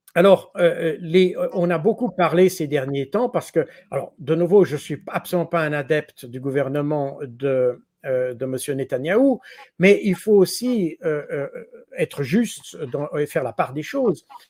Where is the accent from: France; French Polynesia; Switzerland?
Switzerland; je suis suisse